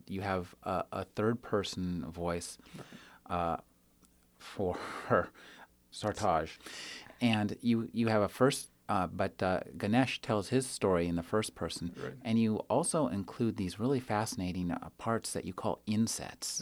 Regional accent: United States; as an American

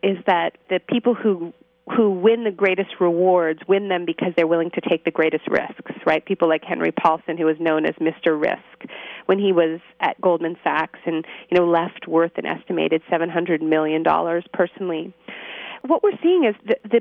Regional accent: Canada; I'm Canadian

